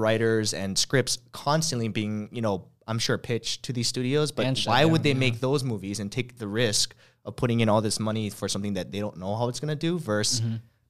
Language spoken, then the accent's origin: English; Hawaii, United States; I'm from Hawaii